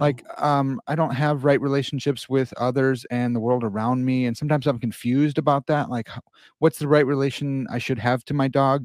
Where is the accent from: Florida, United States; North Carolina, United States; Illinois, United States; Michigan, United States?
Illinois, United States; Chicago; I'm from Chicago